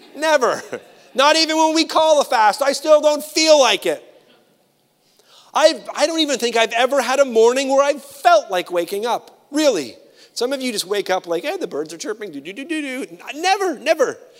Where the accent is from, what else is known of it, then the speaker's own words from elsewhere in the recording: Canada; I'm a Canadian